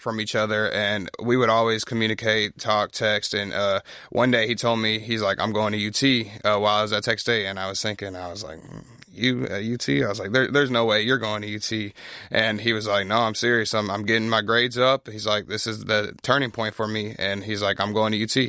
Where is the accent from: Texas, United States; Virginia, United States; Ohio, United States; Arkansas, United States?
Texas, United States; Pflugerville; I grew up in Pflugerville, so just north of here, not too far